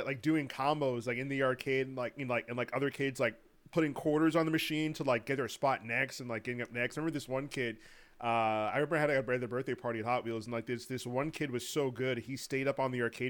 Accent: Miami, Florida, United States; When I was growing up in Miami, there was a big old spot, a really hot spot to have your birthday and to hang out.

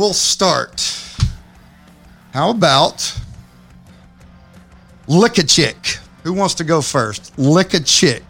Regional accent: Texas, United States; he just moved to my home state. He just moved to Texas.

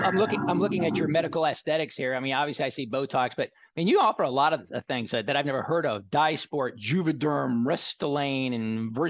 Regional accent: Texas, United States; You know, I learned a long time ago, you know, growing up in Texas, that moisturizing your skin.

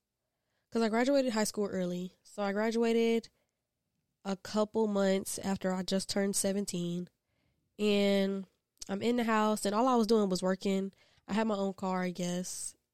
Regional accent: Columbia, South Carolina, United States; I am from Columbia, South Carolina, not too far from here. I grew up as a military brat, only child, and yeah, it's not much to tell.

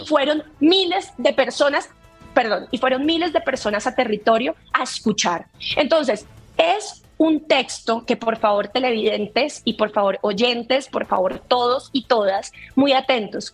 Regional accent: Colombia; nos está costando muchísimo más como colombianos

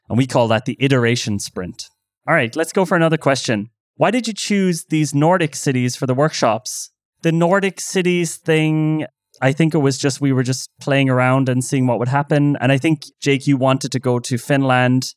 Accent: Ireland; now in Berlin, Germany; I'm Irish

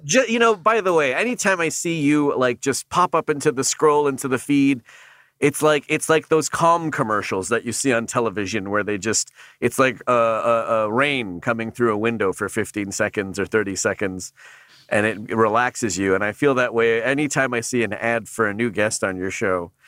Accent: Canada; now in United States; being a Canadian

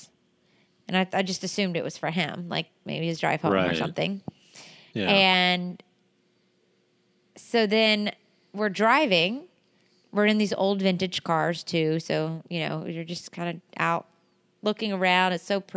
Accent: United States; we're like, America

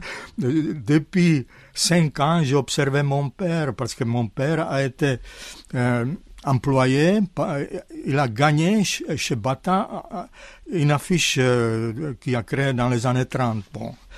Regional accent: Zlín, Zlín Region, Czechia; French is a second language; moved away as an adult; now in France; ils ont changé le nom de ma ville natale, Zlin à Gottwaldorf

